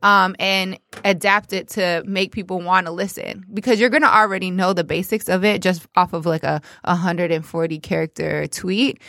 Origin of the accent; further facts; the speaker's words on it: Toronto, Ontario, Canada; moved away as an adult; also born or lived in New York; now in Detroit, United States; I'm from Toronto, but currently, um, you know, kicking it in the D.